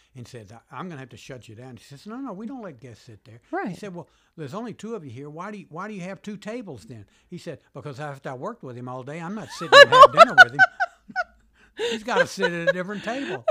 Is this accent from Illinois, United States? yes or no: no; Birmingham, Alabama, United States; moved away as an adult; also born or lived in Virginia; now in Washington, D.C., United States; I grew up in Birmingham, Alabama